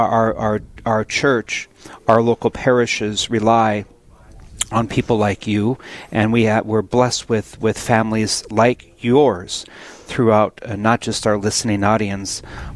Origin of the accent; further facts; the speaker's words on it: Williston, North Dakota, United States; I was up in Williston for a wedding on Saturday, a week ago Saturday. And that's my hometown